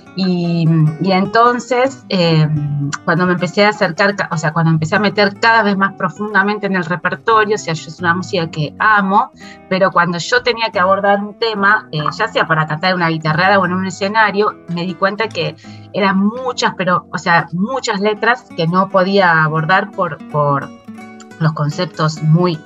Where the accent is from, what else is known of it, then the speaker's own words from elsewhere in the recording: Buenos Aires, Argentina; yo soy en porteña